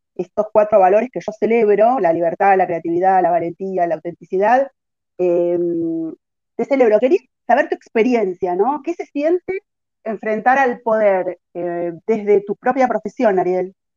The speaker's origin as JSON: {"language": "Spanish", "country": "Argentina", "said": "nuestro país una cultura contra el desarrollo"}